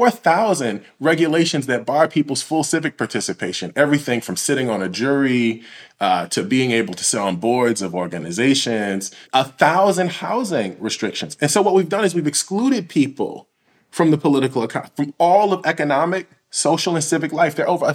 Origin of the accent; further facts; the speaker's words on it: Illinois, United States; in Illinois